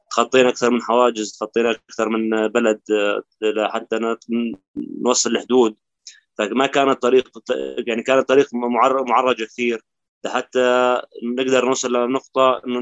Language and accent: Arabic; Al-Sanamayn, Daraa Governorate, Syria; moved away as an adult; now in Zaatari camp, Jordan; أنا جئت من, من الجنوب السوري من آه، محافظة درعا مدينة الصنمين